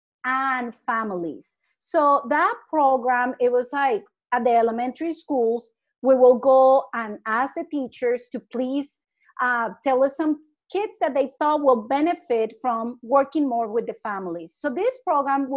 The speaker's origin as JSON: {"language": "English", "country": "Colombia", "moved": "as an adult", "said": "I'm from Colombia and I wasn't an educator."}